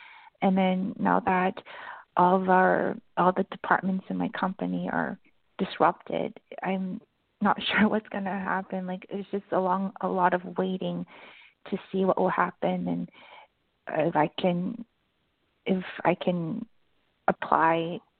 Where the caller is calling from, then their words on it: Vancouver, British Columbia, Canada; I'm calling from Vancouver.